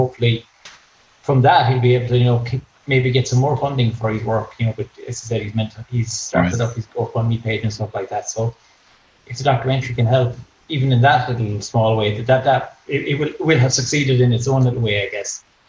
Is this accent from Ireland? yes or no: yes; Ennis, Munster, Ireland; I'm from Ennis